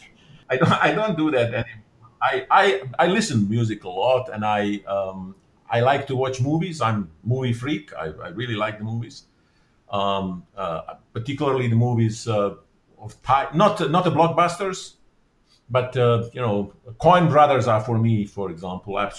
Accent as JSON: {"language": "English", "country": "Bosnia & Herzegovina", "first_language": "Bosnian", "second_language": "English", "said": "My mother tongue is Bosnian. I read lots of those kind of local Bosnian books and authors."}